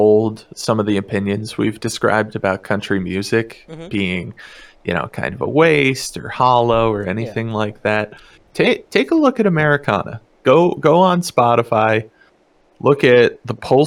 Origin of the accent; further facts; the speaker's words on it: mountains of Virginia, United States; moved away as an adult; also born or lived in Kansas; now in Bay Area, California, United States; I grew up, as I mentioned before, extremely small town in the mountains of Virginia